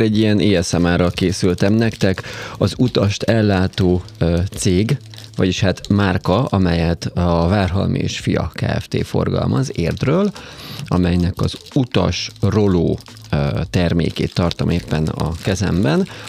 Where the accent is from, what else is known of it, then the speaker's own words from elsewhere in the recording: Borsod-Abaúj-Zemplén, Hungary; borsodban nőttem